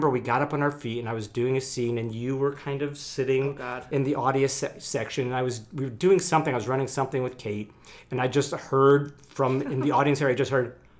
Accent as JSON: {"language": "English", "region": "Connecticut", "country": "United States", "tie": "born or raised there", "also_born_or_lived": "Chicago", "moved": "as an adult", "said": "because I grew up in Connecticut, but I went right to Chicago after college."}